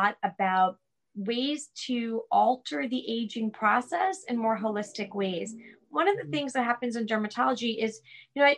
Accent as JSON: {"language": "English", "area": "Long Island", "region": "New York", "country": "United States", "said": "we're from Long Island"}